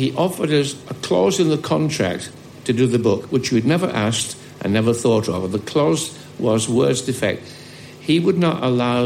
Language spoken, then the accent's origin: English; Carlisle, North West England, United Kingdom; from Carlisle, my hometown